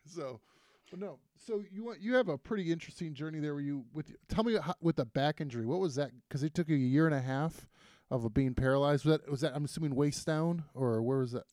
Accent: Toledo, Ohio, United States; I grew up in Toledo on the northwest

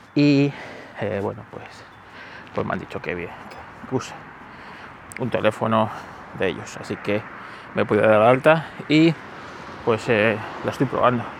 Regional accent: Spain

